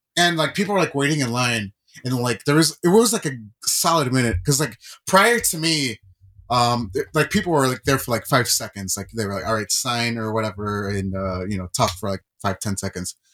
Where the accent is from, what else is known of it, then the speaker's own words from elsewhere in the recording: California, United States; moved away; I was born in California and I was born in ninety-four